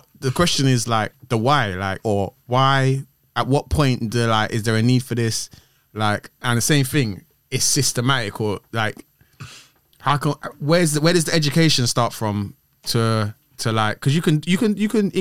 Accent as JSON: {"language": "English", "region": "London", "country": "United Kingdom", "said": "I'm from West"}